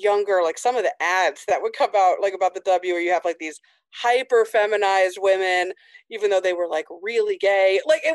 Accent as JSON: {"language": "English", "region": "Indiana", "country": "United States", "tie": "born or raised there", "said": "I grew up in Indiana in a really small town."}